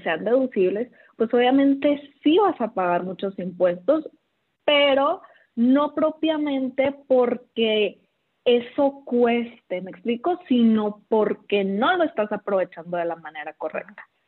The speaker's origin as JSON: {"language": "Spanish", "town": "Los Mochis", "region": "Sinaloa", "country": "Mexico", "moved": "as an adult", "lives_now": "Guadalajara, Mexico", "said": "yo de Mochis"}